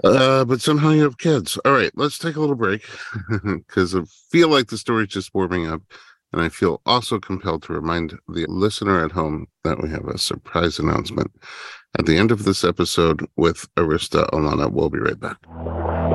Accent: New York, United States; now in Los Angeles, United States; my wife and I, we're from New York, but like Staten Island, not the big city

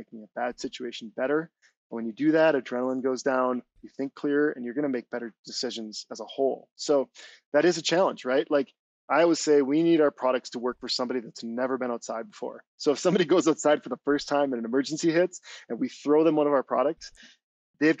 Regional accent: Wisconsin, United States; moved away as an adult; also born or lived in Minneapolis / Southern California; I grew up in Wisconsin

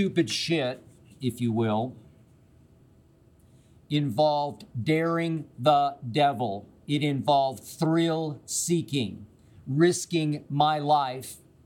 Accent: Oklahoma City, Oklahoma, United States; moved away as an adult; also born or lived in Okmulgee, Oklahoma / Nashville, Tennessee; I grew up in Oklahoma City

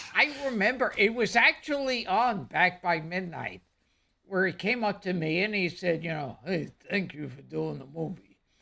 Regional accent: New York City, New York, United States

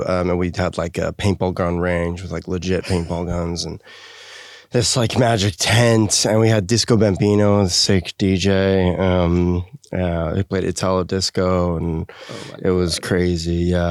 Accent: Park City, Utah, United States; now in Los Angeles, United States; I grew up in Park City, Utah, for the most part

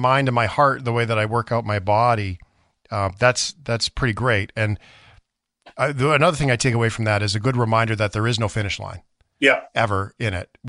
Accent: Canada; As a Canadian who is a hockey fan

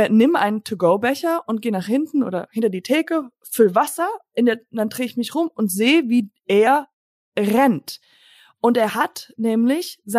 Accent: Germany; weil ich gesagt habe, ich bin Deutsche und diese Deutschen, die haben

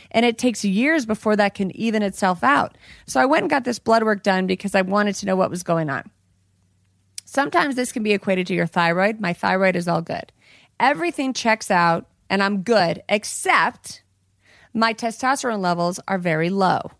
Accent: Colorado, United States; In my oh, home state. In my home state where I'm from.

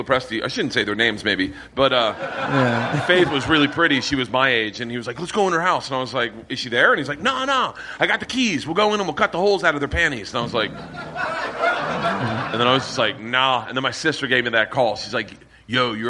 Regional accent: Tampa, Florida, United States; I'm from Florida

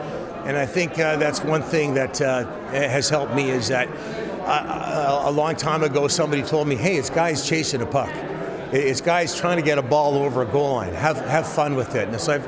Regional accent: Burnaby, British Columbia, Canada; also born or lived in Dawson Creek; I'm a kid from North Burnaby.

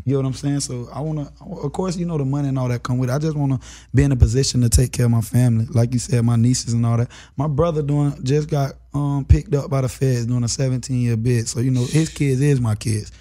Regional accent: Florida, United States; I'm from Florida

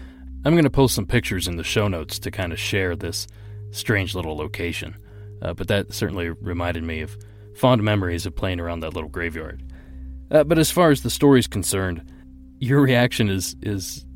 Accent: Ohio, United States; my home state of Ohio

